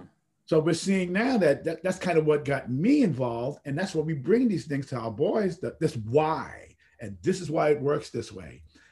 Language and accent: English; Bronx, New York, United States; if I can do this and I'm from the Bronx, you can